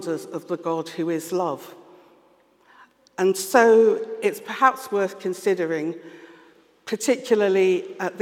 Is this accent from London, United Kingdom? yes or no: yes; London, United Kingdom; first language English; I'm of Yoruba, Nigerian heritage, I was born and brought up in London, with English as my first language